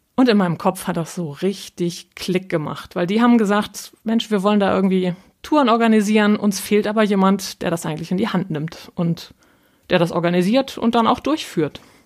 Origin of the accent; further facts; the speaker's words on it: North Frisia, Schleswig-Holstein, Germany; accent: nordischer Slang; now in Hamburg, Germany; Ich bin von Haus aus Nordfriesen, also waschechtes Nordlicht